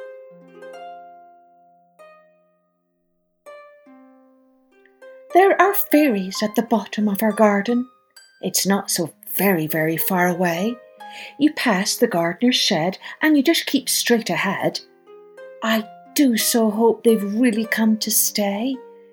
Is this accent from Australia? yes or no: no; Scotland, United Kingdom; Although I grew up in Scotland, my father was Irish, and I spent most of my childhood summers in Ireland on my grandparents' farm